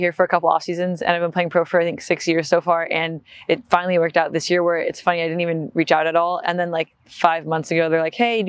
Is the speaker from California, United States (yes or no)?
yes; Newport Beach, California, United States; also born or lived in Los Angeles, United States / New York, United States; I grew up in California, was born in LA, moved down to the beach, to Newport Beach in Orange County when I was like 5.